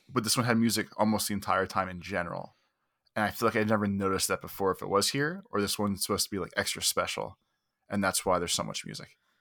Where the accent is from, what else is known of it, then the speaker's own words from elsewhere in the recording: United States; I'm very American